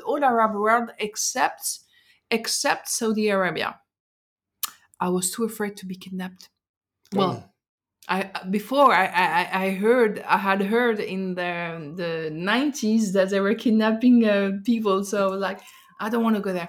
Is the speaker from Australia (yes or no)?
no; Paris, Île-de-France, France; I grew up in France